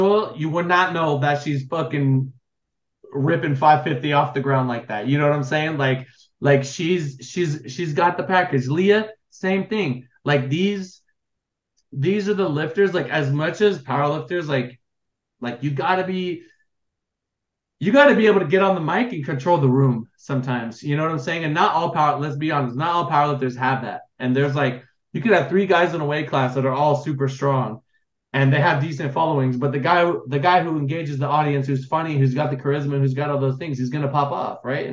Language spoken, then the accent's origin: English; Los Angeles, California, United States; my family, I'm from Los Angeles